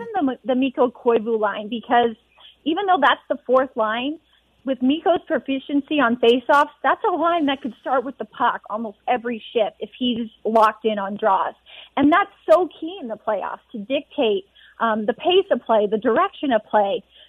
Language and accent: English; Edmonton, Alberta, Canada; moved away; being back in Edmonton. This is where I'm from. This is my hometown